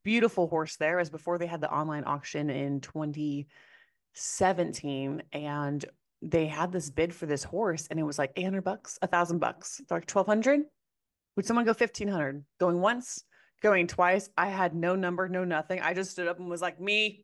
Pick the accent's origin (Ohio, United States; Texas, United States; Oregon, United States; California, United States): Oregon, United States; Corvallis; I grew up in Corvallis, Oregon, which is home of Oregon State University